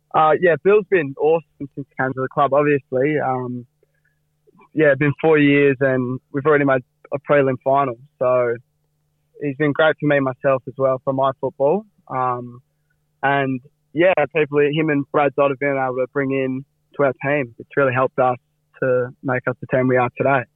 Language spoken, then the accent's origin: English; Fremantle, Western Australia, Australia; for the locals like me and Cam and, uh, a few other boys. It, it means a lot to us growing up in Frio and growing up in East Fremantle